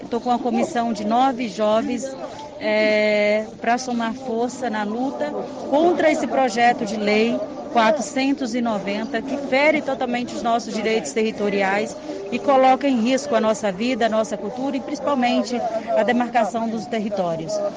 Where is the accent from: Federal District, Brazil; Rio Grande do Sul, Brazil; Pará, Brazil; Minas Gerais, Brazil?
Pará, Brazil; Altamira; sou do estado do Pará, de Altamira, da aldeia do Camã